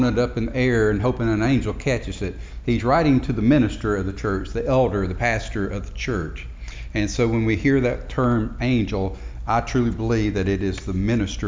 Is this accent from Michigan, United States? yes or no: no; Marietta, Georgia, United States; I grew up in Marietta, Georgia